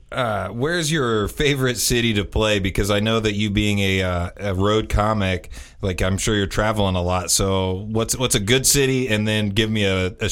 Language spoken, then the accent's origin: English; Indiana, United States; glorified Hoosiers. we're from Indiana.